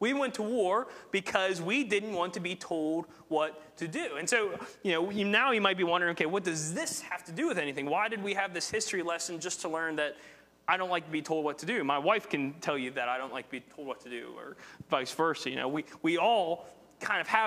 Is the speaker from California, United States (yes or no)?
no; West Virginia, United States; accent: West Virginia; my West Virginia accent